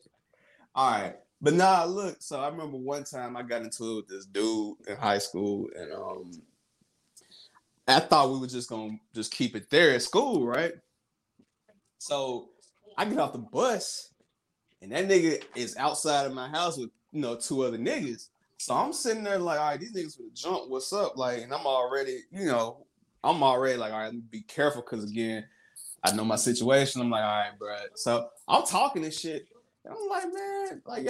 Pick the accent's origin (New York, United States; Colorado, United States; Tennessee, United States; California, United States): Tennessee, United States; Millington; I'm from Memphis, but I'm from Millington, which is right outside of Memphis